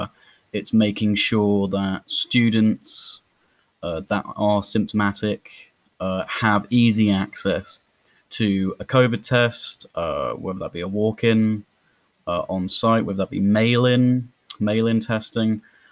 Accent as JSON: {"language": "English", "area": "Norfolk", "region": "East of England", "country": "United Kingdom", "tie": "born or raised there", "said": "I grew up in Norfolk, which has one city, Norwich."}